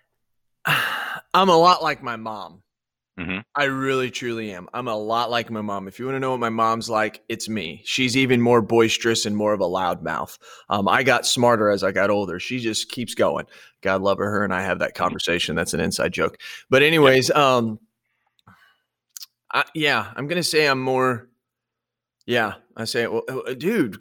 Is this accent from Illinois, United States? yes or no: yes; Illinois, United States; also born or lived in Washington; When we moved from Washington to Illinois, we drove down to actually Arizona, Phoenix, Arizona, and then up to Illinois.